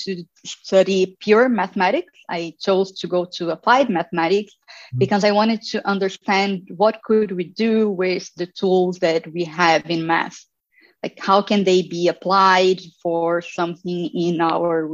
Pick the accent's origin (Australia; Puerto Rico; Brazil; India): Brazil; Campinas, São Paulo; moved away as an adult; now in Berlin, Germany; I studied in the University of Campinas, which is in my hometown where I was born.